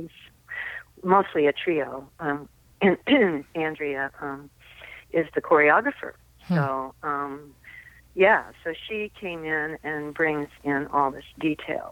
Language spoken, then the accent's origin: English; Ohio, United States; I come from Ohio, so really I always feel like my roots are in Appalachian storytelling and the people I grew up around